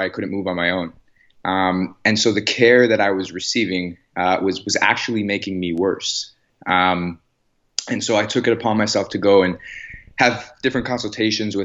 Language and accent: English; Chicago, Illinois, United States; moved away as an adult; now in Los Angeles, United States; I'm from the Chicago area